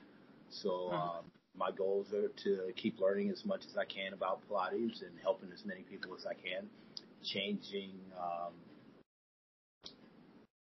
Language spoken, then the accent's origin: English; Florida, United States; now in Atlanta, United States; I am currently in Atlanta. I'm from Florida.